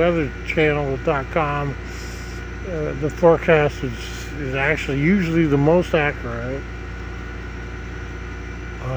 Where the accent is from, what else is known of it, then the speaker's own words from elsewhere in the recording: Nebraska, United States; now in Florida, United States; Nebraska, my home state, Nebraska